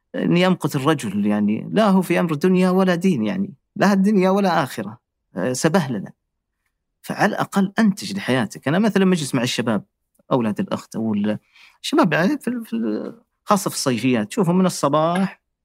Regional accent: Riyadh, Riyadh Province, Saudi Arabia; moved away as an adult; now in France; عندنا في الرياض

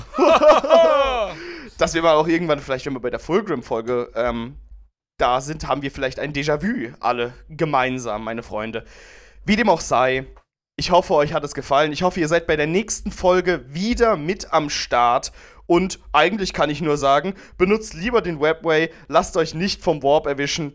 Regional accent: Germany; wir sind ja Deutsche

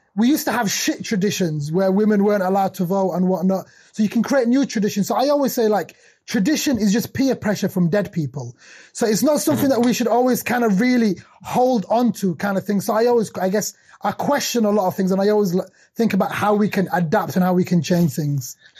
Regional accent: Sheffield, Yorkshire and the Humber, United Kingdom; also born or lived in Somalia; I'm from Sheffield and originally born in Somalia. Came to Sheffield as a refugee when I was young. Grew up in a post-industrial city in the north of uh, uh, north of England.

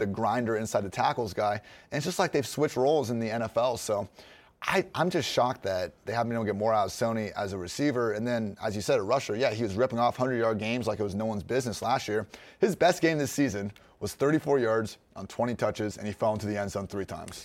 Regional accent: Dublin, Ohio, United States; moved away as an adult; also born or lived in Chicago; I was from Dublin, which is a suburb of Columbus

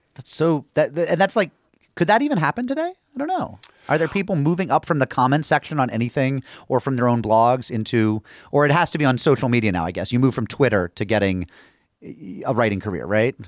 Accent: small town New England, United States; I'm from small town New England.

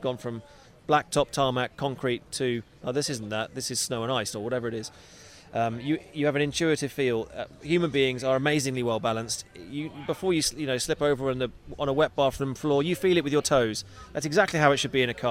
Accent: California, United States; I grew up in California swimming and competing out here

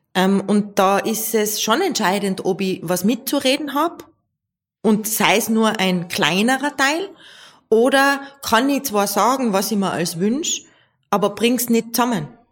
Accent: Tyrol, Austria; bei uns in Tirol

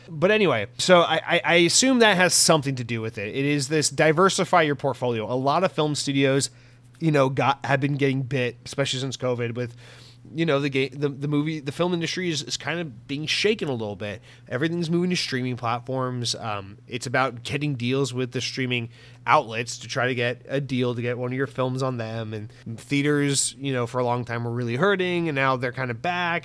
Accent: United States; as an American

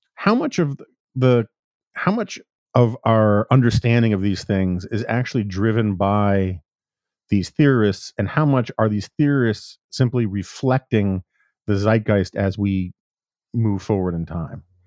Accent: New York City, New York, United States; I grew up in New York City

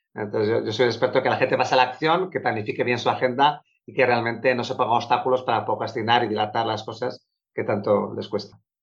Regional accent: Bilbao, Basque Country, Spain; soy de Bilbao

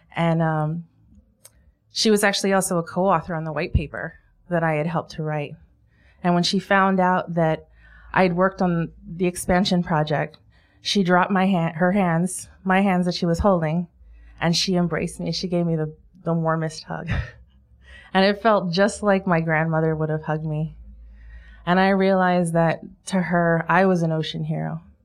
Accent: Hawaii, United States; Growing up in Hawaii

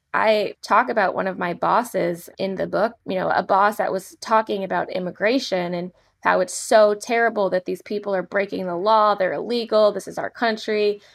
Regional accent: Manassas, Virginia, United States; I'm from Manassas, Virginia

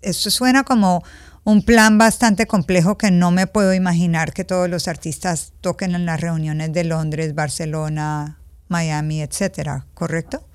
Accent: Colombia; yo crecí en Colombia

